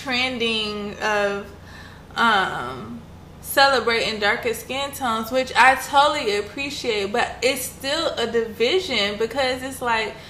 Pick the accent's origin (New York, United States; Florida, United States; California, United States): Florida, United States; South; a lot of people in my community, growing up in South Florida